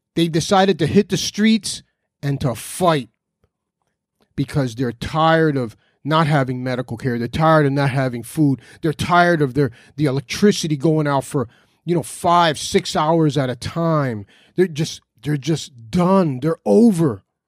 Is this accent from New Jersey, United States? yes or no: yes; Newark, New Jersey, United States; I was born in the United States at St. Michael's Hospital in Newark, New Jersey. I'm 100% American